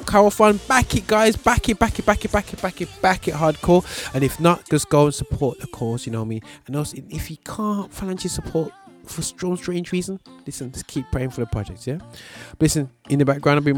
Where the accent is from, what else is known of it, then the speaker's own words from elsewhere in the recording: Birmingham, West Midlands, United Kingdom; I born and bred in Birmingham